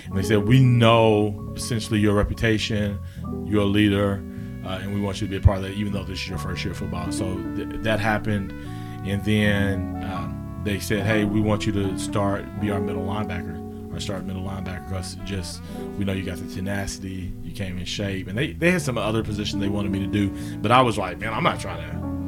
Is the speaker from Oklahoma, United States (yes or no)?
yes; Guthrie, Oklahoma, United States; So the quick introduction is, I'm from Guthrie.